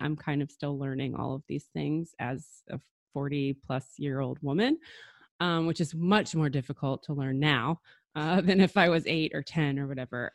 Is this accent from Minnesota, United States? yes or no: no; New Jersey, United States; I grew up in New Jersey